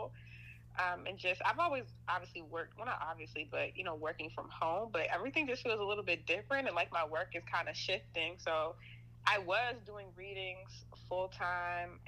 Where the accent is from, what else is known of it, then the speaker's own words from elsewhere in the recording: Baltimore, Maryland, United States; Grew up Baltimore, Maryland, born and raised.